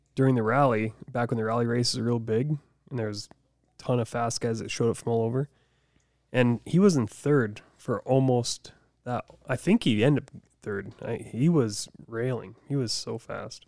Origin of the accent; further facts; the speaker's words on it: Deadwood, South Dakota, United States; I grew up in Deadwood